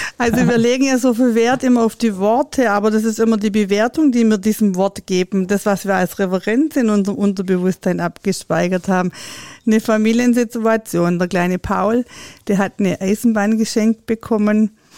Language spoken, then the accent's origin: German; Swabia, Germany; bei uns im Schwabenland